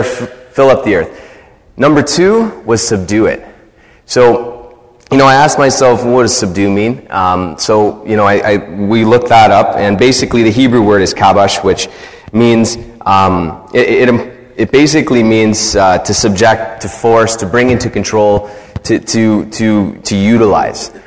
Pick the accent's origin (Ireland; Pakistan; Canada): Canada; I'm a Canadian